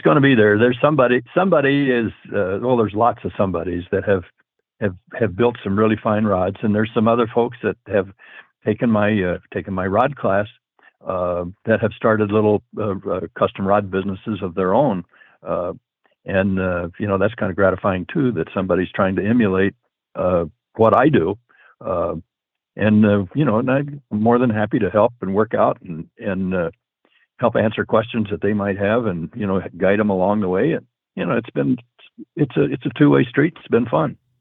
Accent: Breezy Point, Minnesota, United States; my hometown of Breezy Point, Minnesota

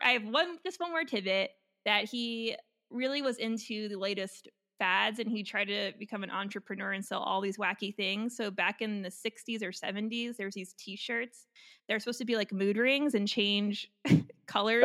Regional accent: New York, United States; my home state

